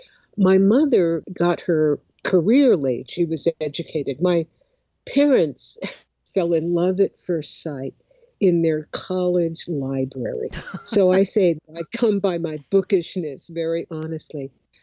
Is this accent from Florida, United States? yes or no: no; Oakland, California, United States; I grew up in Oakland, California. I grew up in a left-leaning family. My parents were originally from Houston, Texas